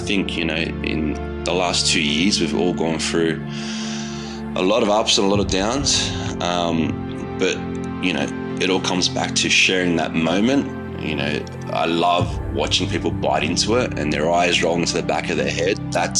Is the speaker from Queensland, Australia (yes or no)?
no; Putney, New South Wales, Australia; That's where I grew up. I grew up in Putney. My grandmother lived in Five Docks, so a lot of amazing delis.